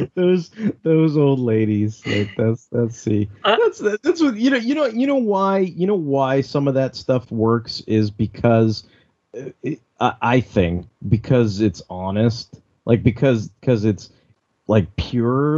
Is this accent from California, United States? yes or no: yes; Alameda, California, United States; I grew up in Alameda